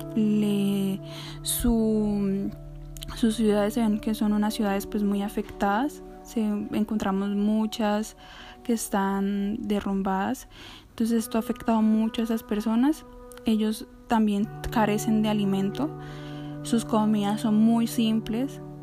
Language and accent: Spanish; Colombia; las oportunidades que tengo aquí en mi país, en Colombia